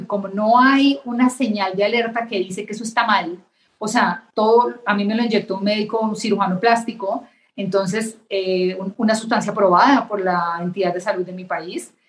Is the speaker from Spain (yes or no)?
no; Bogotá, Colombia; moved away as an adult; now in Mexico; estudié en Colombia, en Bogotá, Colombia, hice mi carrera